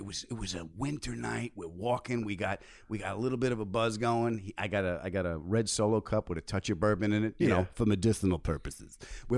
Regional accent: Huntington, New York, United States; I grew up on Long Island.

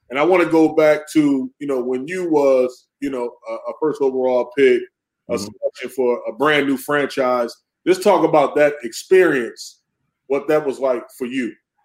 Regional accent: Racine, Wisconsin, United States; growing up in Wisconsin, Racine, Wisconsin

